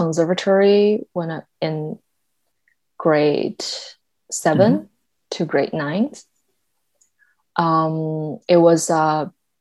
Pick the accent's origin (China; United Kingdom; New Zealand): China; first language Mandarin; English is a second language; moved away; I grew up in China